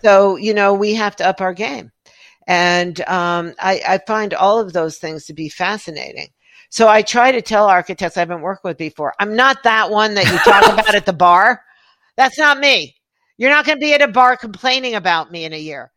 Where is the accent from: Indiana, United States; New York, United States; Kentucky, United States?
New York, United States; New York City; growing up in New York City where you had, you know, a closet for a bathroom